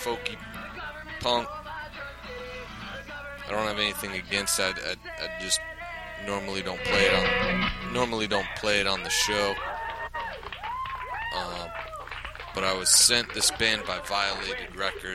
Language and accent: English; New York, United States; now in Philadelphia, United States; growing up in New York. Growing up in New York, and being part of a punk scene up there